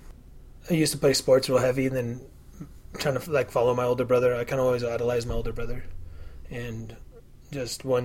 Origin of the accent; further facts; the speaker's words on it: Pueblo County, Colorado, United States; I was raised in Trailer Park and went to school with kids. I kind of live out in the farmland in the county from Pueblo